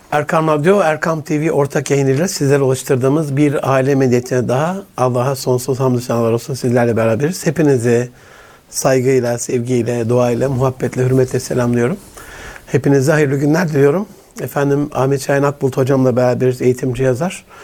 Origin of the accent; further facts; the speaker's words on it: Gaziantep, Turkey; Yok dedim yani Antipliyim de Erzurumlular sonda diyormuş uğurlarken.